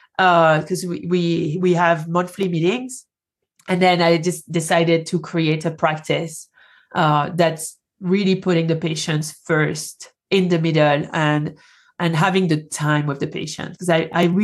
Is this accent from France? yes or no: yes; France; accent: French; English is a second language; moved away as an adult; now in Colorado, United States; I moved from France, hence the accent